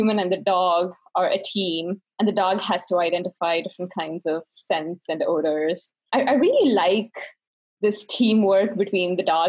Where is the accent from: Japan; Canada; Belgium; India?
India; Bangalore, Karnataka; English is a second language; moved away as an adult; now in United States; I'm originally from Bangalore, which is called the Silicon Valley of India.